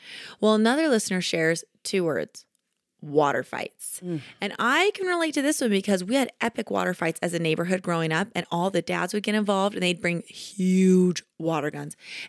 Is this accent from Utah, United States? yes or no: yes; Kaysville, Utah, United States; My hometown where I'm from, Kaysville, yeah. Utah, they have the most epic water fight of all time.